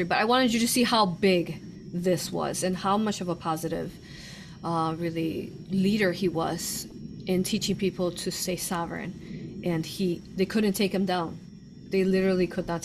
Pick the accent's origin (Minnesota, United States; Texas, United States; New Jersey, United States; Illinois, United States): Illinois, United States; Chicago; I'm from Chicago